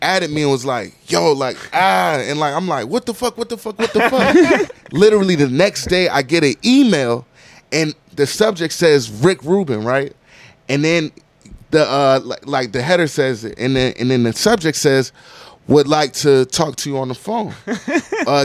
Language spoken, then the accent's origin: English; Virginia, United States; moved away as an adult; also born or lived in Landstuhl, Germany / New Jersey; now in Atlanta, United States; I'm from Virginia